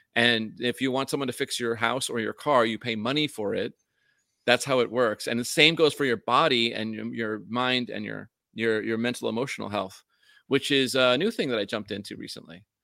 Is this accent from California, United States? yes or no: no; upstate New York, United States; accent: New York accent, upstate version; also born or lived in Vermont; now in Hawaii, United States; when I was in New York where I grew up